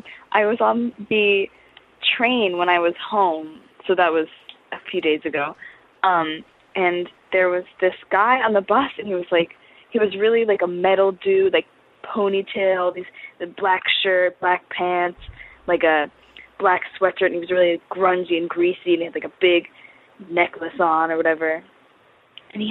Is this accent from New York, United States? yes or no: yes; New York City, New York, United States; also born or lived in Boston; from New York City. I'm in Boston right now, but I'm technically from New York City